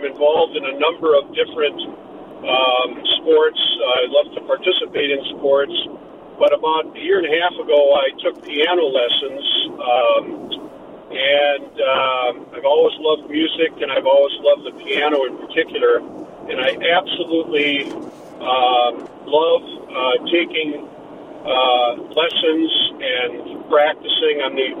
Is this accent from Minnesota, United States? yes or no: yes; St. Paul, Minnesota, United States; I'm from St. Paul